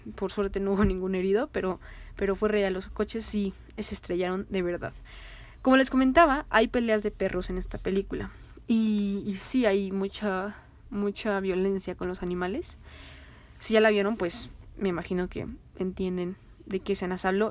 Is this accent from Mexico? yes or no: yes; Mexico; así como somos nosotros los mexicanos